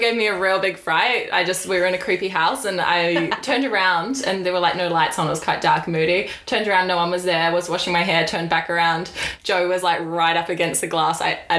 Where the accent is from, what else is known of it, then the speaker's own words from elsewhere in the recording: New Zealand; And I'm from New Zealand. Yeah. Well, mostly from New Zealand.